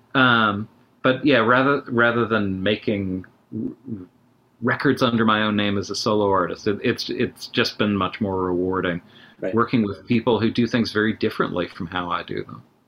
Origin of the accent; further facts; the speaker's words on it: Kentucky, United States; moved away as an adult; also born or lived in Louisville, Kentucky / Washington D.C. / Chicago; I'm from Kentucky